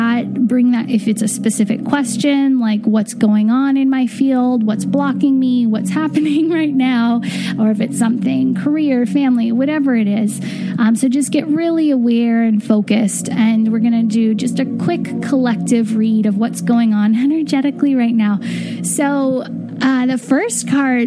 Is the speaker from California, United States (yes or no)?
yes; California, United States; when I was really young, I remember in California walking into Ralph's grocery store